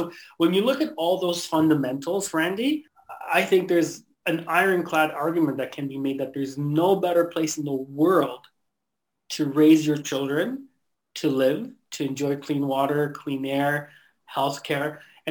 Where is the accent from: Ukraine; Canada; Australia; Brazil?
Canada; English is a second language; I came to Canada when I was 7 years old. I actually remember immigrating here and that whole process.